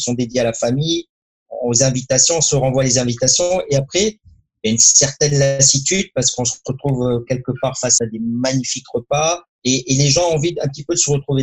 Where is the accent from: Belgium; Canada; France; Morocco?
Morocco; je suis très fier de, de ce qui s'est passé dans mon pays natal